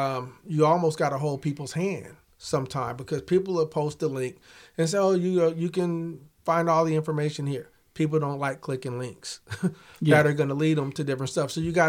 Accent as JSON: {"language": "English", "town": "Kansas City", "country": "United States", "lives_now": "Topeka, United States", "said": "I mean, I'm from Kansas City originally, and when we moved here, I wasn't happy about it."}